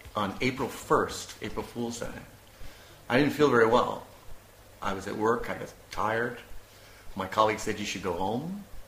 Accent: United States; moved away as an adult; now in Prague, Czech Republic; I am an American

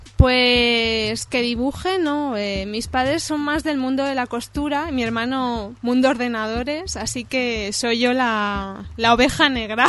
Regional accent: Cerdanyola del Vallès, Catalonia, Spain; accent: Spanish; moved away as an adult; now in France; soy de Sardañola

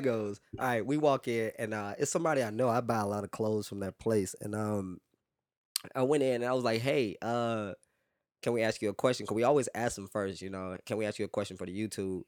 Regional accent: Louisiana, United States; also born or lived in New Orleans; now in Houston, United States; growing up in Louisiana

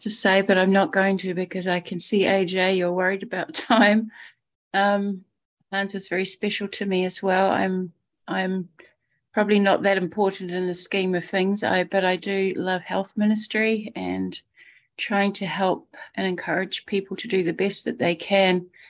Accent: New Zealand; I'm from New Zealand, calling from New Zealand right now

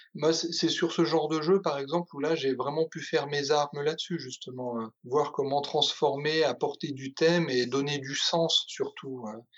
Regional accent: Provence-Alpes-Côte d'Azur, France; j'ai passé mon enfance en Provence

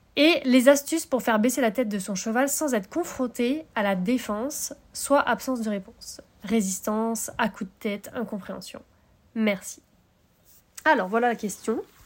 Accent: Brittany, France; nous on est des Bretons. Hein, avec Utah, on est Bretons

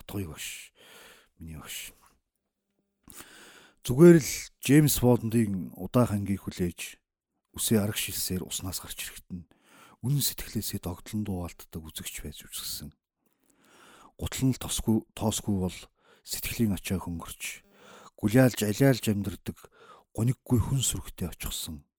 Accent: Uvs, Mongolia; born or raised there

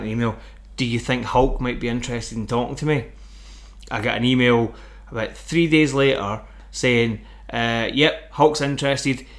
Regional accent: Glasgow, Scotland, United Kingdom; moved away as an adult; now in Forfar, United Kingdom; Glasgow's my hometown.

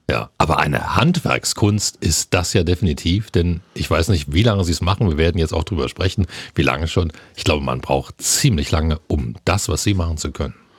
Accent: Lusatia, Germany; Nur noch fünf Schmiedefeuer lodern regelmäßig hier bei uns in der Lausitz

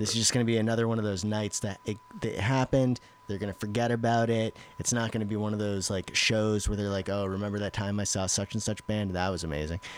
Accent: Central Massachusetts, United States; I grew up in Massachusetts. I grew up in... Central Mass

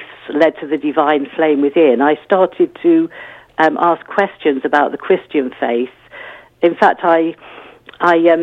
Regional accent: Leicester, East Midlands, United Kingdom; moved away as an adult; also born or lived in Bath / Africa / Croydon; I grew up in Leicester, and we weren't a church-going family at all

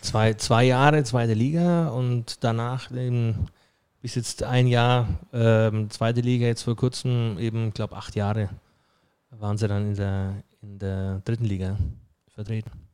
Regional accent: Friedberg, Bavaria, Germany; moved away; also born or lived in Merzig; gebürtiger Bayer aus Friedberg bei Augsburg kommend und natürlich versuche ich Hochdeutsch zu sprechen.

